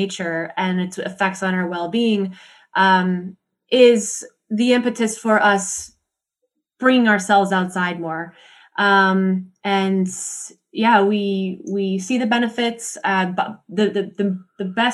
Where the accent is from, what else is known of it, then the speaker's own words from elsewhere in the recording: Montana, United States; So I'm from Montana. I'm from the US